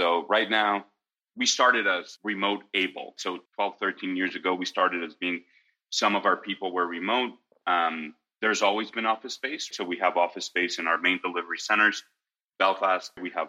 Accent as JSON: {"language": "English", "country": "Mexico", "tie": "born or raised there", "also_born_or_lived": "United States / Italy", "said": "I was brought up mostly in Mexico, pieces of my life in the U.S. and pieces of my life in Italy. My dad's Italian, and so we traveled around, but we were a very united nuclear family."}